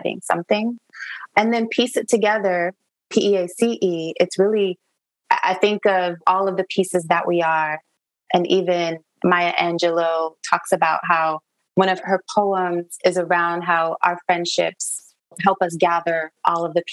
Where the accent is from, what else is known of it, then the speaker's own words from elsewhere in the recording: Niger; moved away; also born or lived in United States; My heart has always been in Niger, West Africa. That's where I was raised